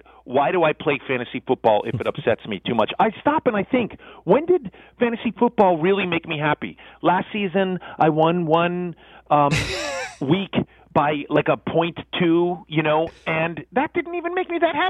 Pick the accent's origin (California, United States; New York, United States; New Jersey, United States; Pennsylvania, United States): New York, United States; I am from New York